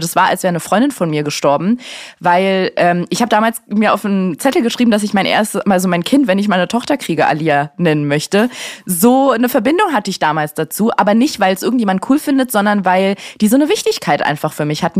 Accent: Berlin, Germany; in Steglitz aufgewachsen

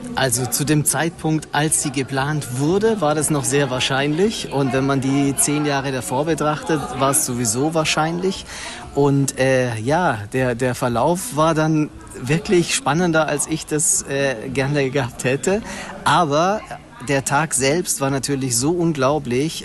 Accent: Baden-Württemberg, Germany; moved away as an adult; also born or lived in Stuttgart; now in Cologne, Germany; Ich komme aus Baden-Württemberg, da war ich immer ein Fan als kleiner Junge vom KSC.

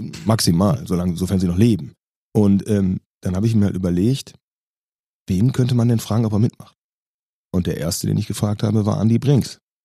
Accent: Mülheim an der Ruhr, North Rhine-Westphalia, Germany; für die Watz und die NRZ gearbeitet habe bei uns in Mülheim

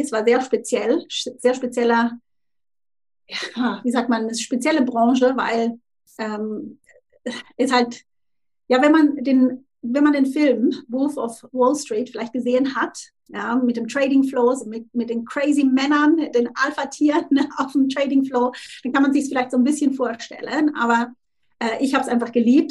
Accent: Thurgau, Switzerland; moved away as an adult; also born or lived in Zurich; now in Tunbridge Wells, United Kingdom; ursprünglich, wie, wie gesagt, aus der Schweiz und ähm, aus dem Thurgau. Das ist an der Grenze zu Deutschland, da bin ich aufgewachsen

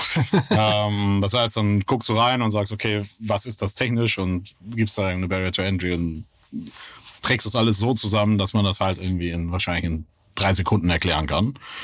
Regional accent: Kiel, Schleswig-Holstein, Germany; moved away; also born or lived in Hamburg; Deutschland aufgewachsen, ja. Bin äh, gebürtiger Kieler

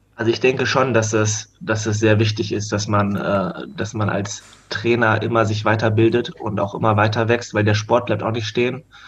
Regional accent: Hanover, Lower Saxony, Germany; ich komme aus Hannover

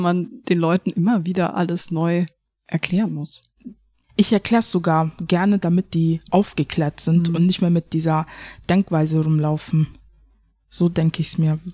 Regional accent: Germany; ich bin ja auch eine Deutsche. Ich hab einen Deutschen Pass, ich bin ja auch eine Deutsche.

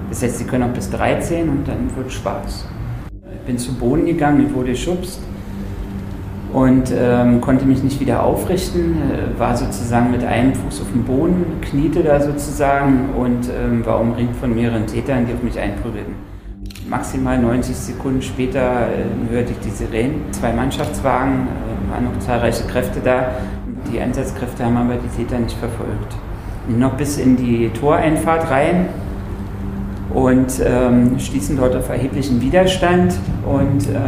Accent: Tübingen, Baden-Württemberg, Germany; immer auch schon äh, neben der Schule eben geschrieben für Lokalzeitungen in Tübingen wo ich herkomme und damit mein Geld verdient.

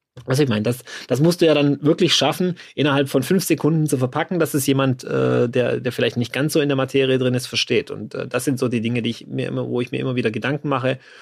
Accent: Swabia, Germany; aber ich bin ja Schwabe

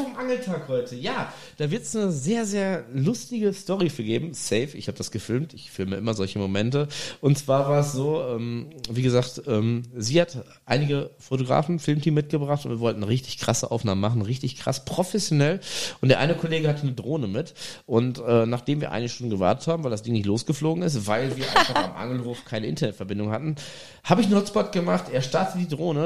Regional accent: Germany; ich bin, ne, Deutscher

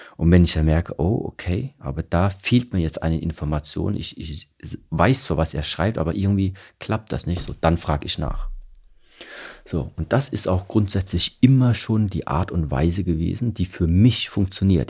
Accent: Germany; ich bin hier in Deutschland aufgewachsen.

